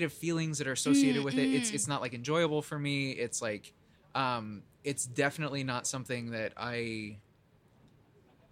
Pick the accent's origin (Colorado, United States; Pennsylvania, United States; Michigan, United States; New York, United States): Colorado, United States; I was born and raised in Colorado